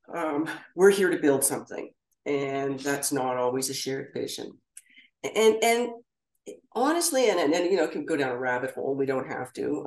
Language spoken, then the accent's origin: English; Ottawa, Ontario, Canada; growing up in Ottawa